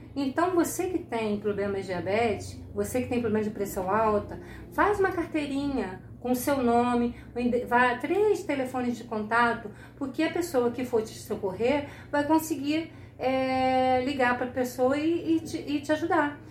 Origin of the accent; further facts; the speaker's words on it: Rio de Janeiro, Brazil; eu sou do Rio de Janeiro